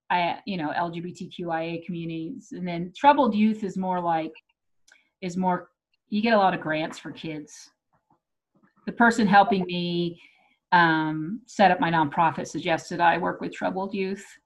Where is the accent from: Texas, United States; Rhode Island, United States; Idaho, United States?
Texas, United States; I grew up, I grew up in Texas. Um, and so I, I had an accent that I worked real hard to get rid of because they made fun of me.